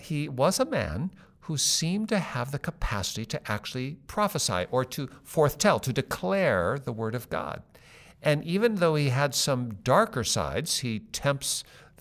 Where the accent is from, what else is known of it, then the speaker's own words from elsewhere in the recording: Seattle, Washington, United States; growing up in Seattle, one of my big traditions, there was a department store downtown called the Bon Marché.